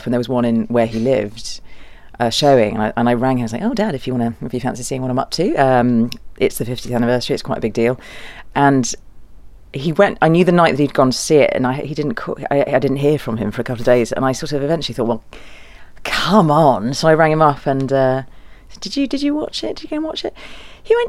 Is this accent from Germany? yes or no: yes; Germany; moved away; My dad's German. I was born in Germany, and so I have lots of relatives over there.